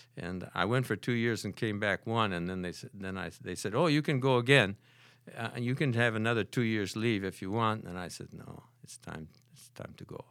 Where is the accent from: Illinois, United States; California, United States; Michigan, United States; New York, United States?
Michigan, United States; Holland; moved away as an adult; I was born and raised in Holland, Michigan